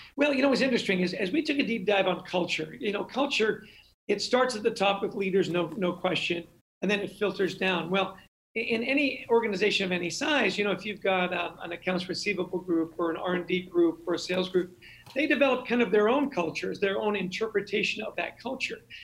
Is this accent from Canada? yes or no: yes; Canada; I grew up in Canada.